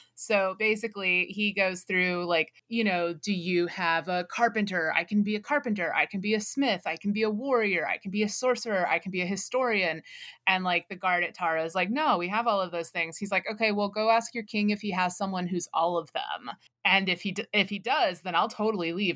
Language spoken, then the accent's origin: English; United States; we are American English speakers